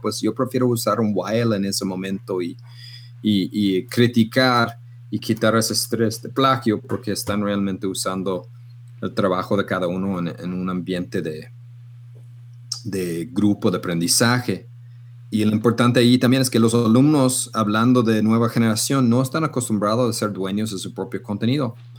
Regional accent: Canada; now in Guadalajara, Mexico; yo soy loco canadiense

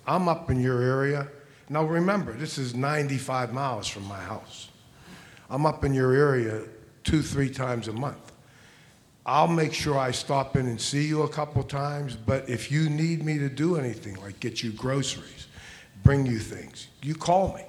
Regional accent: Pittsburgh, Pennsylvania, United States; I'm from Pittsburgh

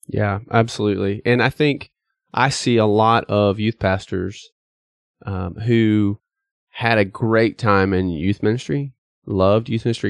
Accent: East Tennessee, United States; I grew up in East Tennessee

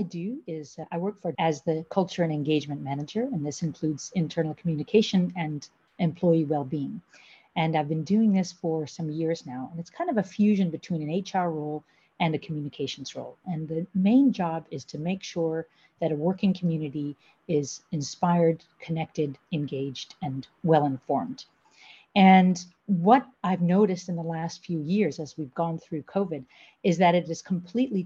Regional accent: United States; moved away as an adult; now in The Hague, Netherlands; I'm originally from the United States and I've been living in Europe about half my life. I came over here in my early 20s

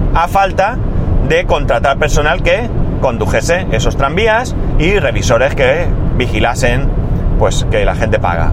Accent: Alicante, Valencian Community, Spain; yo recuerdo de pequeño que en Alicante estaba el tranvía, el tranvía recorría toda la ciudad

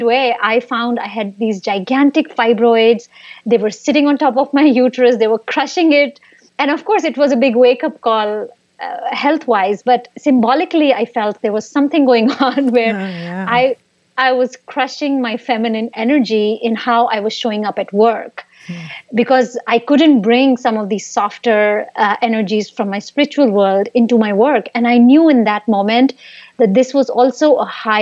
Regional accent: India; moved away; I grew up in India, and there I used to work for tech startups

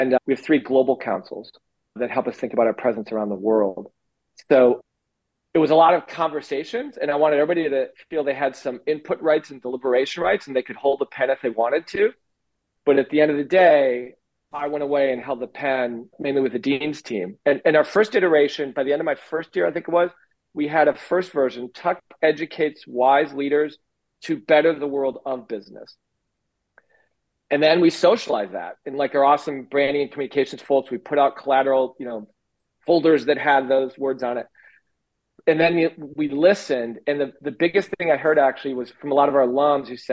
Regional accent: Minnesota, United States; moved away; Minnesota, my home state

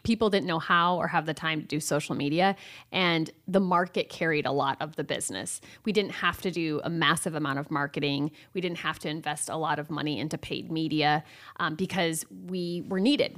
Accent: Hinton, Iowa, United States; also born or lived in Cedar Rapids, Iowa; I grew up in Hinton, Iowa, um, went to high school there

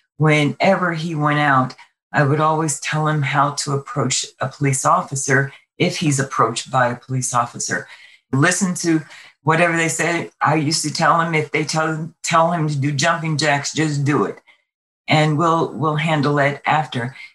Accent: New York City, New York, United States; moved away as an adult; now in Las Vegas, United States; Originally, I'm from Brooklyn, New York. I came here with the military

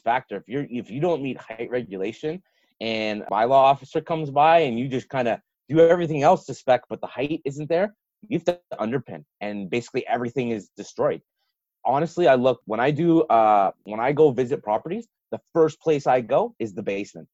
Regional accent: Toronto, Ontario, Canada; I grew up in Toronto before all those condos went up

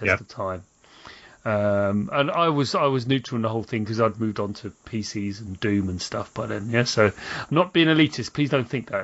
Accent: London, United Kingdom; I was born in South London

